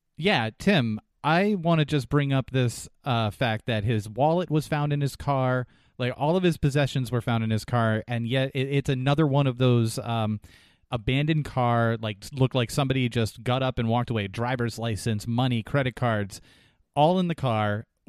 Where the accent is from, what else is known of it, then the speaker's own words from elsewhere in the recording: New Hampshire, United States; moved away; the area that I grew up in, in New Hampshire